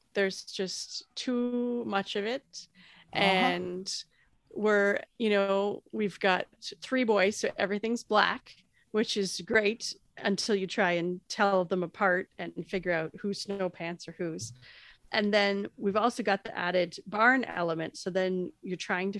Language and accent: English; Canada; I'm Canadian